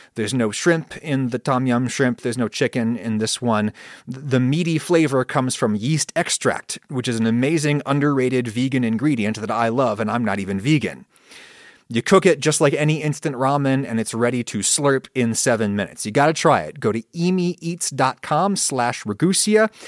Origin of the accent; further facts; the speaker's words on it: United States; first language English; I grew up in a former British colony, the United States, and thus the global second language is my first language.